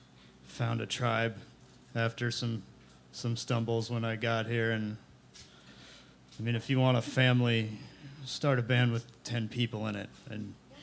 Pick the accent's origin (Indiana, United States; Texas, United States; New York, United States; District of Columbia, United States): District of Columbia, United States; Washington; now in Austin, United States; I grew up around Washington, D.C.